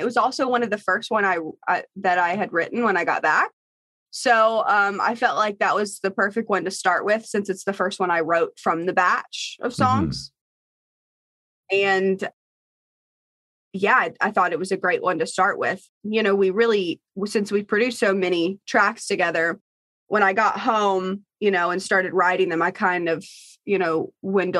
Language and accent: English; Bristol, Virginia, United States; I'm from Bristol, Virginia, and I grew up on a farm.